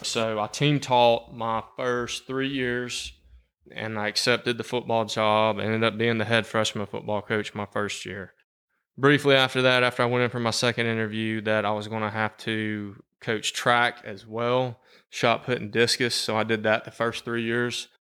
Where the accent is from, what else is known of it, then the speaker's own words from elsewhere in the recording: Cherokee County, Georgia, United States; I'm from Cherokee County. I've lived here my entire life